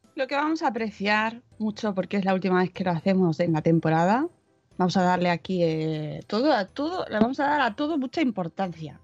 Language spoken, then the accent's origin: Spanish; Madrid, Community of Madrid, Spain; los madrileños estamos en casa